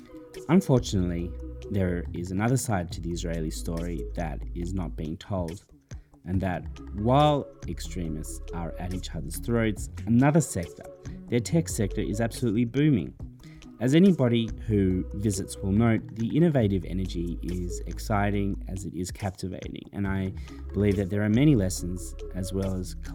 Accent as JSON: {"language": "English", "region": "Wellington", "country": "New Zealand", "tie": "born or raised there", "also_born_or_lived": "Melbourne", "said": "Now, I was born in Melbourne, Australia, but my heart and home remain in New Zealand. Of course, my dog Frida is there as well, in Wellington."}